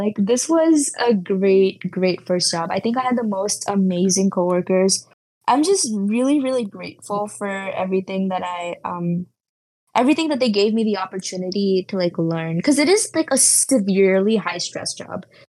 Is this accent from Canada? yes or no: no; India; now in United States; I moved from India to the US and that was really hard at first, but now I'm like settled and stuff like that.